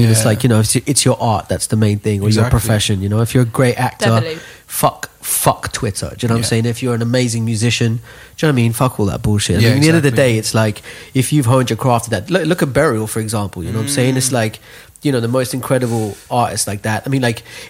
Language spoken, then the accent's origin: English; Dubai, United Arab Emirates; moved away; we grew up in Dubai